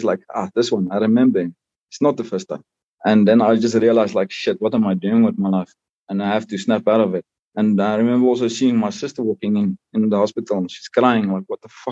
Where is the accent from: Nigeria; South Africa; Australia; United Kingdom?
South Africa; I was born and raised in South Africa and, proudly South African